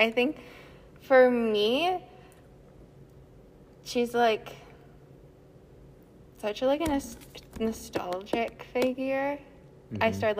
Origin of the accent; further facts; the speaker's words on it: Plymouth, Minnesota, United States; I grew up in Plymouth outside the Twin Cities, or in the Twin Cities actually.